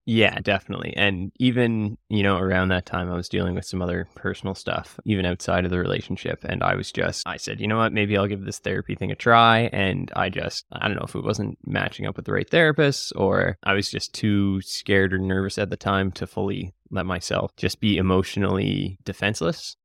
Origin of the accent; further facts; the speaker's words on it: Cape Breton, Nova Scotia, Canada; I was born and bred here. We're currently in Halifax, but I grew up in Cape Breton